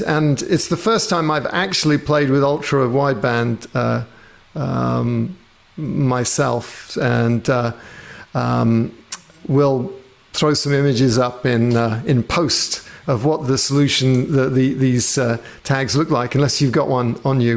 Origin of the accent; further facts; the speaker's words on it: England, United Kingdom; being British, or at least having grown up in England